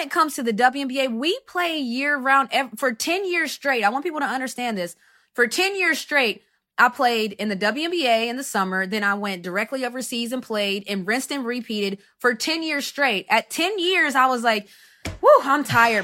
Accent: United States; first language English

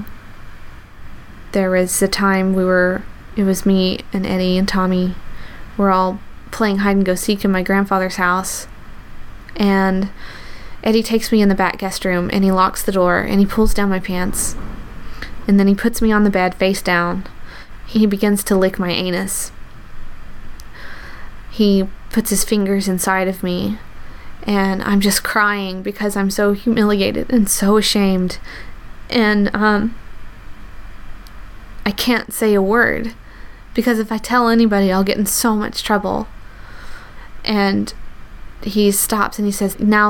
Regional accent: the South, United States; I grew up in the South

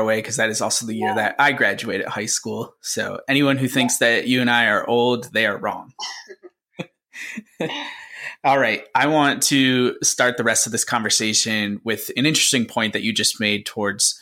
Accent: Syracuse, New York, United States; moved away; a fellow Syracusian, I guess is the word for it, but somebody who has relocated much like I have

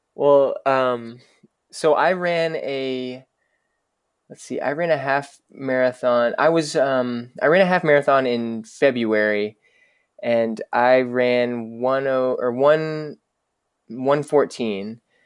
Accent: Dallas, Texas, United States; I grew up in Dallas, and I, I grew up in, in Dallas proper

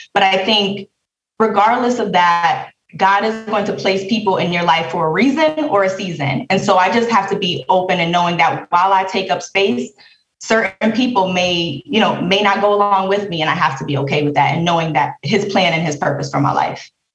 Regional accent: Bridgeport, Connecticut, United States; I'm from Bridgeport, Connecticut

